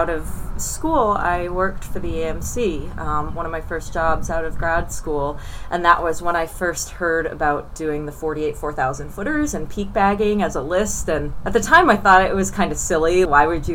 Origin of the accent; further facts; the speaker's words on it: Monadnock region, New Hampshire, United States; I grew up in the Monadnock region